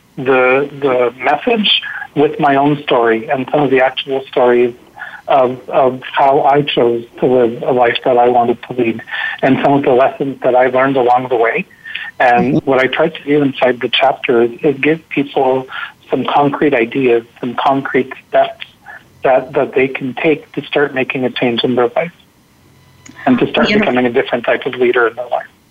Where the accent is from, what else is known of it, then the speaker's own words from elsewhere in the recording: Montreal, Quebec, Canada; I'm from Montreal